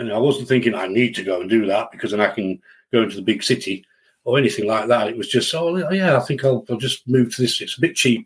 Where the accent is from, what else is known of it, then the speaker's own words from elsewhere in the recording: Settle, Yorkshire and the Humber, United Kingdom; moved away; also born or lived in Leeds area; I was brought up in the Yorkshire Dales in a lovely town called Settle.